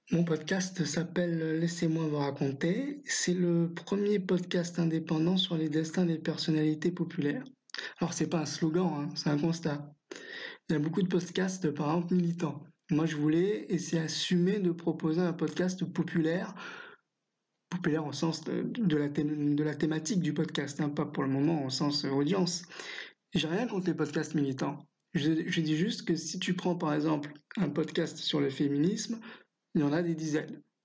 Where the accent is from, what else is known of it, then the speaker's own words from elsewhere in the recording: France; chez nous en France